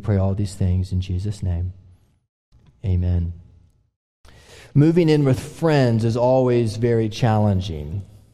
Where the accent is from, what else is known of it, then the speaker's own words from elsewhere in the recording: Oklahoma, United States; we're all from Oklahoma